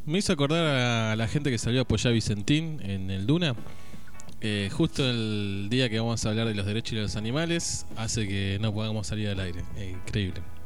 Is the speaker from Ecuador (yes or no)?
no; Argentina